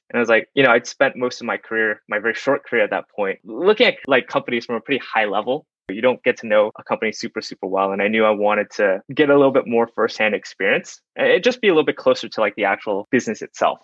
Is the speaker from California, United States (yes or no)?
no; Dallas, Texas, United States; I grew up in Dallas, Texas